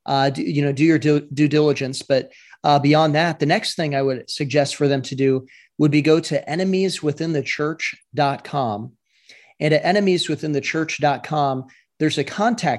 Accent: Iowa, United States; I'm from Iowa

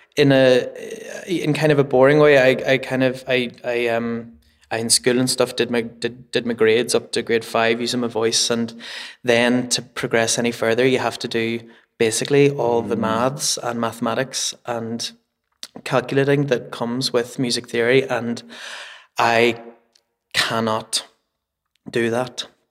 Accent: Belfast, Northern Ireland, United Kingdom; also born or lived in Edinburgh; now in Belfast, United Kingdom; I'm like born and bred in Belfast

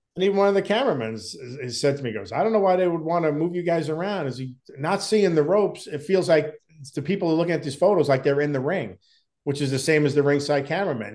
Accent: Long Island, New York, United States; We grew up together on Long Island

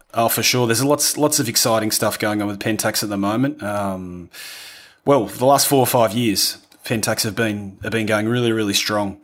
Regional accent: Australia; accent: rough accent; moved away as an adult; also born or lived in London, United Kingdom; now in Italy; was from a little country town in, in Australia

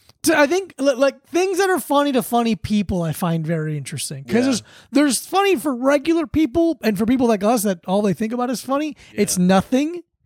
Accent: South Florida, United States; I grew up in South Florida.

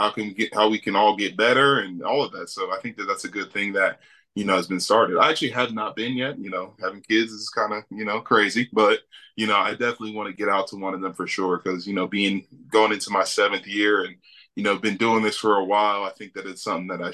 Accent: Philadelphia, Pennsylvania, United States; moved away; I'm from Philadelphia originally, grew up a huge Eagles fan

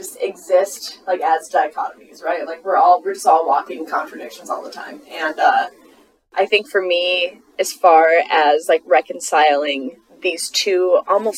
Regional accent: United States; I'm an American person

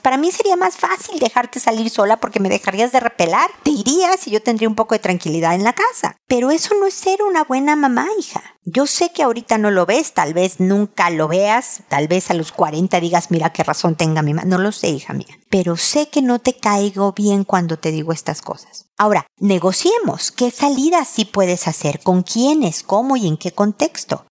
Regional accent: Mexico; accent: Mexican; moved away as an adult; now in Chile; una mexicana viviendo en Chile

